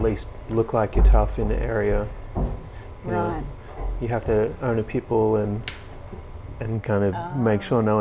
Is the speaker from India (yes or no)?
no; Melbourne, Victoria, Australia; also born or lived in England; I grew up in around Glenroy, Broadmeadows, those areas